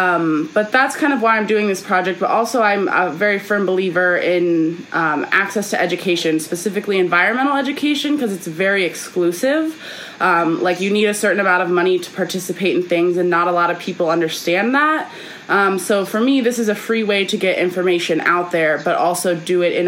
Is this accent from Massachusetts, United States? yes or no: no; Ohio, United States; also born or lived in Florida; now in California, United States; I grew up in Ohio, went to school in Florida. I've lived in seven states.